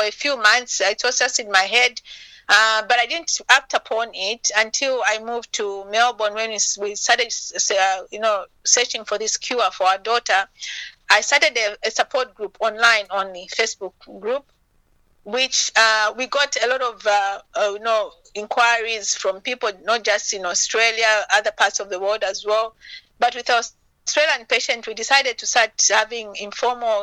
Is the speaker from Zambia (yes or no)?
yes; Zambia; moved away; my home country, Zambia